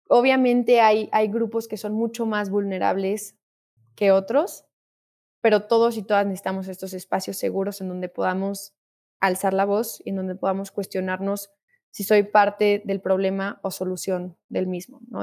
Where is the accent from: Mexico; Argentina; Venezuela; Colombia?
Mexico; como mexicanos